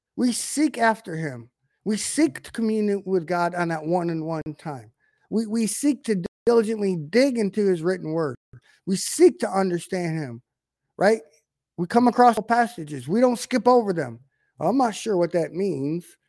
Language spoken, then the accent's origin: English; United States; we're in an American culture